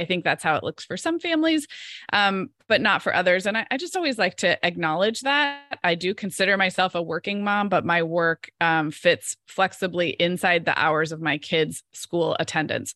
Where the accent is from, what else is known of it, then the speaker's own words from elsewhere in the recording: Santa Barbara, California, United States; moved away as an adult; I live in Santa Barbara, California, which is actually my hometown where I grew up